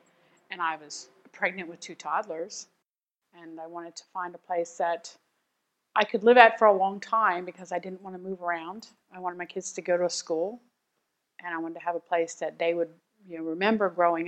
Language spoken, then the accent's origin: English; Lancaster, Pennsylvania, United States; I grew up in Lancaster City, and that was okay. But I was not looking for city living, so I was very happy to find a place in a small town, because this is a small town, and I like that. I like that feel of the small town.